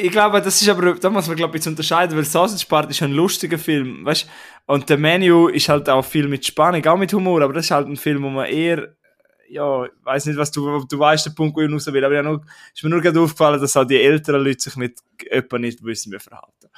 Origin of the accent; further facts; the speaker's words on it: Prättigau, Graubünden, Switzerland; Wir sagen bei uns in Prättigau oder in Graubünden sagen wir Hitch